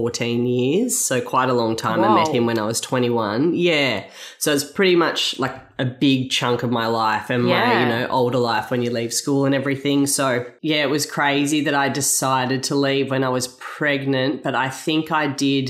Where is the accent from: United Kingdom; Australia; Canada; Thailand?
Australia; Byron Bay, New South Wales; moved away as an adult; also born or lived in Gold Coast; now in Miami, Australia; I grew up in Byron Bay